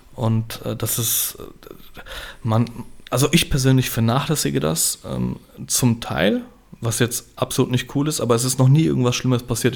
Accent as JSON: {"language": "German", "town": "Gernsheim", "region": "Hesse", "country": "Germany", "said": "Bei uns in Gernsheim gibt es das Fischerfest"}